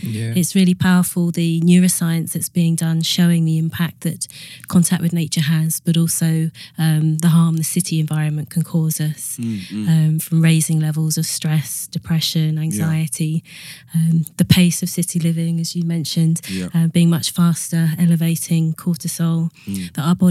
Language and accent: English; Suffolk, East Anglia, East of England, United Kingdom; moved away as an adult; also born or lived in Manchester; I grew up in Suffolk, in East Anglia, near Thetford Forest